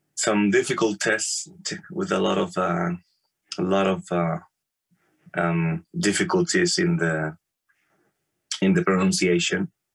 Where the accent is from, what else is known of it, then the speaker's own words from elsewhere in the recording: Morelia, Michoacán, Mexico; moved away as an adult; now in Germany; I born in Mexico in Morelia. Morelia is the capital city of the state of Michoacan, which is in the very middle of Mexico